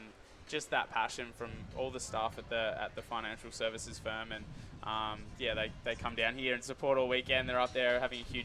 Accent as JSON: {"language": "English", "town": "Hobart", "region": "Tasmania", "country": "Australia", "tie": "born or raised there", "said": "I grew up in Hobart, Tasmania, so we've only got 2 surf clubs down there."}